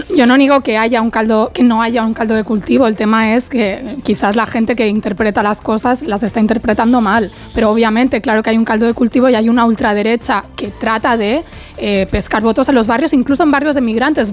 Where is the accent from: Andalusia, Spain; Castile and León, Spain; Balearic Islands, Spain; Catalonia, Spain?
Catalonia, Spain; siendo catalana